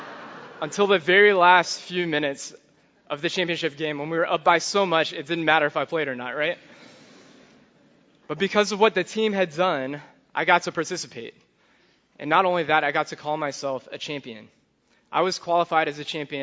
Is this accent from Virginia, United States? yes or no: yes; Charlottesville, Virginia, United States; I grew up in Charlottesville.